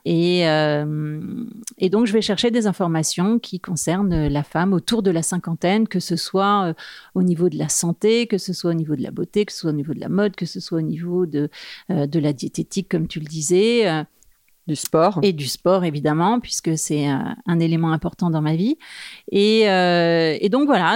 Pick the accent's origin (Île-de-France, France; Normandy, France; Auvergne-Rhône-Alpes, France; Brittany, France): Normandy, France; moved away as an adult; now in Paris, France; je suis une provinciale de Normandie, mais je vis quand même à Paris depuis euh, euh, une bonne vingtaine d'années